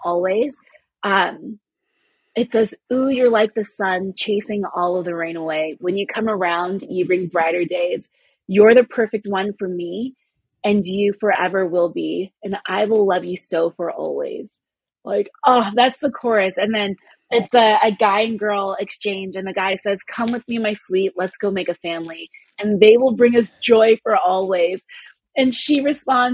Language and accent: English; California, United States; I'm Nigerian American. My parents were born and raised in Nigeria, and I was born and raised in California